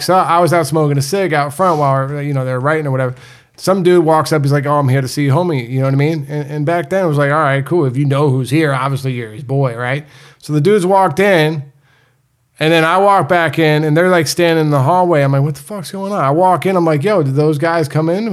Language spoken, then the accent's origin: English; New England, United States; also born or lived in Florida; I was born in Florida, but I moved to New England pretty early on